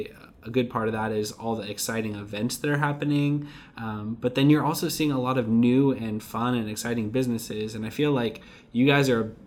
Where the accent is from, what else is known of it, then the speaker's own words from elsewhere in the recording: Ferndale, Washington, United States; having grown up in Whatcom County, and, you know, I grew up in Ferndale